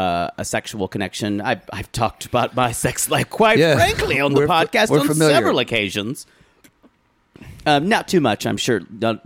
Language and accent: English; South Carolina, United States; I was a weird kid growing up in South Carolina, rural South Carolina, upstate rural South Carolina